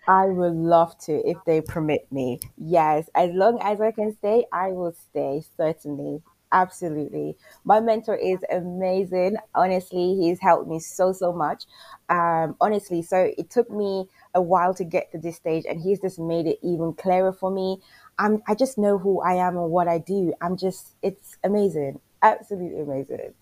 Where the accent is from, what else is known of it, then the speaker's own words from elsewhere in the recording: Jamaica; I'm from Jamaica as well